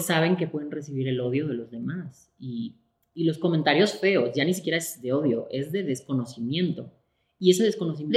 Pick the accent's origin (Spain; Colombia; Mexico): Spain; moved away; también soy una mujer española, también soy una mujer eh, migrante